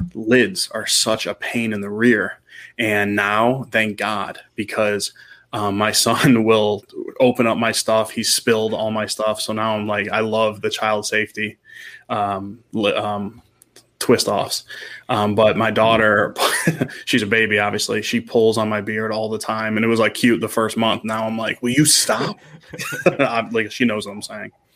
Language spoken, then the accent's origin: English; Cleveland, Ohio, United States; born and raised in the Cleveland area